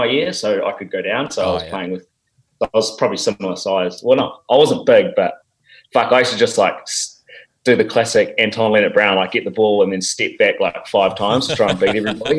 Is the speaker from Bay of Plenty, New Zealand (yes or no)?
no; Napier, Hawke's Bay, New Zealand; moved away as an adult; I grew up, born and bred in the Hawke's Bay in Napier.